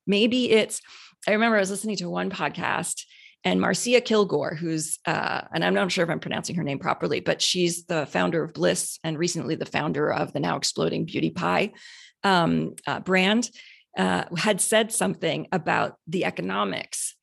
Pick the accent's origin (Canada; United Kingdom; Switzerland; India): Canada; now in Houston, United States; I grew up in Canada